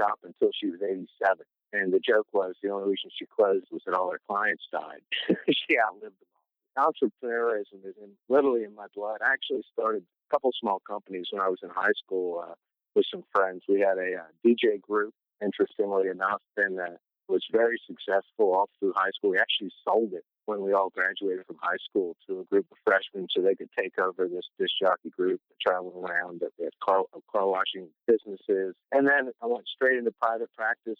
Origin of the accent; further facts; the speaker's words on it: Pennsylvania, United States; moved away as an adult; also born or lived in Maryland; now in Southern Virginia, United States; I grew up in Pennsylvania